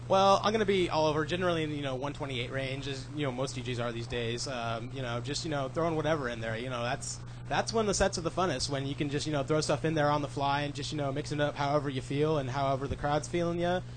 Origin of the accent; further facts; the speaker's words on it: Renton, Washington, United States; I grew up here around Seattle area. I was born here, lived in Renton most of my life.